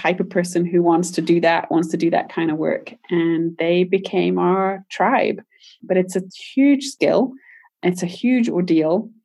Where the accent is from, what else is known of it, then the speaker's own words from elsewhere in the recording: United Kingdom; moved away as an adult; now in United States; I'm British originally